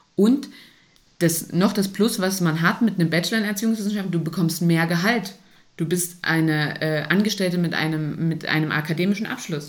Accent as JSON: {"language": "German", "region": "Saxony-Anhalt", "country": "Germany", "also_born_or_lived": "Thuringia", "moved": "yes", "said": "hier Thüringen, ich komme aus Sachsen-Anhalt"}